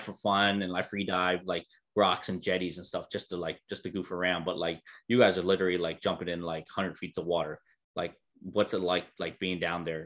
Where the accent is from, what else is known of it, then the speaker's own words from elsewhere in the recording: Florida, United States; moved away; I'm from Florida